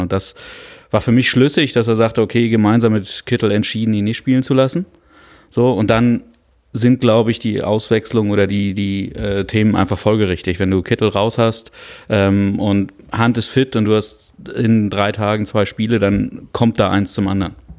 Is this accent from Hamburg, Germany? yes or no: yes; Hamburg, Germany; Ich bin in Hamburg geboren